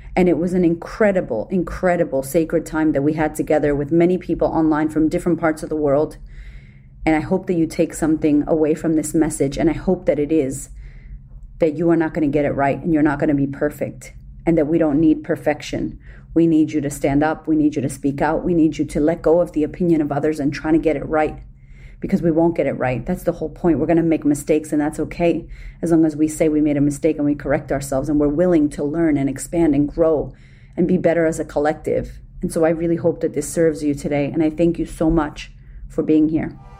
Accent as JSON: {"language": "English", "town": "Boston", "region": "Massachusetts", "country": "United States", "tie": "born or raised there", "moved": "as an adult", "lives_now": "Melbourne, Australia", "said": "growing up in America, being from Boston, being Puerto Rican, growing up in the ghetto"}